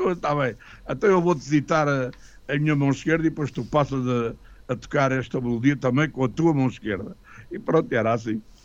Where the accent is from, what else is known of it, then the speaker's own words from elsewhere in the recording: Lisbon, Portugal; Sou de Lisboa, freguesia da Pena, mais conhecida pelo Campo de Santana